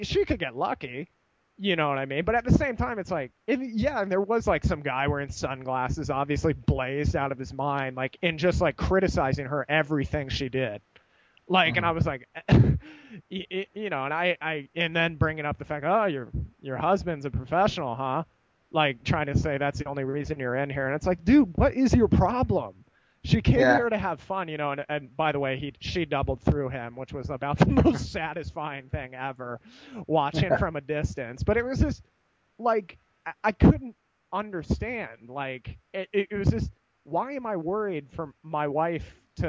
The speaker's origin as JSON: {"language": "English", "country": "United States", "said": "being American"}